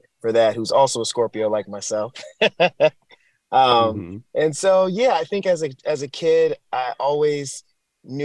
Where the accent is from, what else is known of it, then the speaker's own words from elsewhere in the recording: Clinton, Maryland, United States; moved away as an adult; also born or lived in Fort Worth, Texas; now in Los Angeles, United States; I'm born and raised in Maryland, PG County, Clinton, Maryland, the DMV